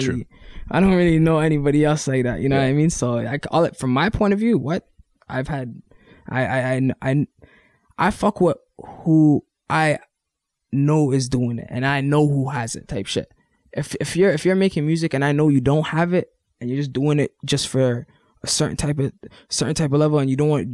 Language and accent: English; Ottawa, Ontario, Canada; I'm from Ottawa.